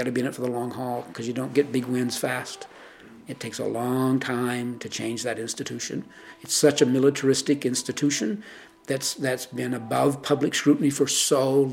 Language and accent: English; New Brunswick, Canada; now in Toronto, Canada; when I was a kid growing up in New Brunswick